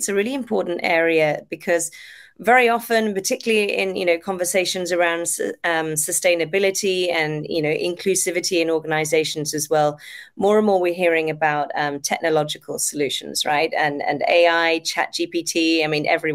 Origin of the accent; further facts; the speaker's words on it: Devon, South West England, United Kingdom; now in Japan; Devon, which is my hometown in the UK, or my home prefecture in the UK